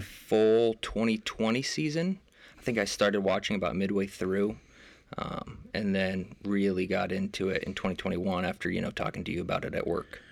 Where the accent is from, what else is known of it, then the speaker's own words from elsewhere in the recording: United States; we're American